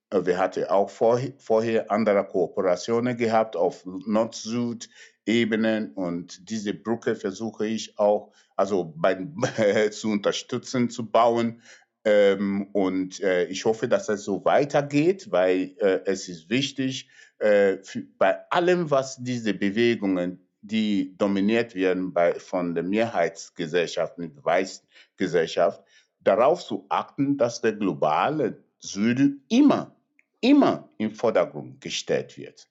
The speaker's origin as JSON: {"language": "German", "country": "Nigeria", "tie": "born or raised there", "second_language": "German", "moved": "yes", "lives_now": "Germany", "said": "in mein Geburtsland Nigeria"}